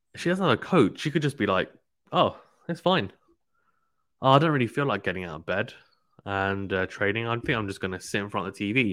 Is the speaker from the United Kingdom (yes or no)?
yes; United Kingdom; as a Brit